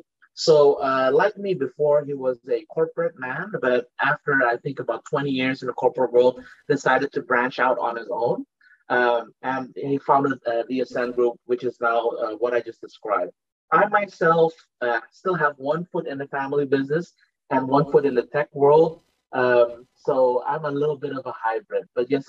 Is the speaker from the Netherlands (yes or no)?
yes; Netherlands; moved away as an adult; now in Indonesia; I was born and raised in the Netherlands and then immigrated to Indonesia only later in my life. I started working in Indonesia in 2006.